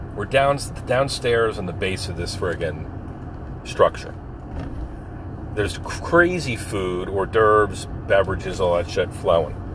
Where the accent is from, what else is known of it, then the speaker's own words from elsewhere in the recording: Philadelphia, Pennsylvania, United States; we're from Philly. Up from Philly